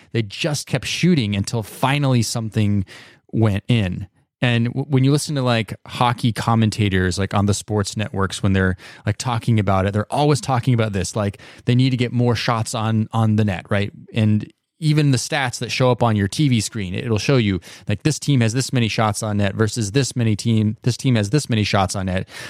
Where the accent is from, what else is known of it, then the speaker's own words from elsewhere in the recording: United States; I grew up in the United States